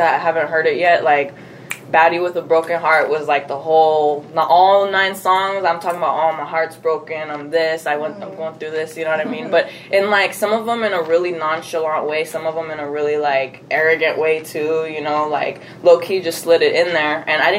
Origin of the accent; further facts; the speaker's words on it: San Diego, California, United States; also born or lived in Mesa, Arizona; now in Arizona, United States; I was born here. I was born in Mesa. Oh. But I'm not from here. I was maybe here till I was like 3 months old, and then we moved to San Diego, California. Oh, okay. So I grew up there, so I always just say I'm from there.